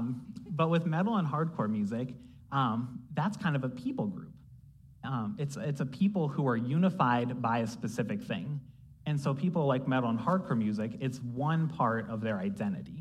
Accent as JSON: {"language": "English", "region": "Ohio", "country": "United States", "also_born_or_lived": "Columbus, Ohio", "said": "we're all Americans, but we're also Ohioans"}